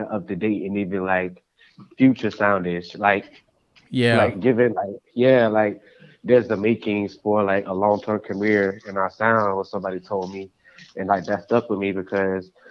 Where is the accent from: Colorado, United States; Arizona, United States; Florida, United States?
Florida, United States; Jacksonville; now in Tallahassee, United States; me, Intricate and Hakeem Furious are, like, from Jacksonville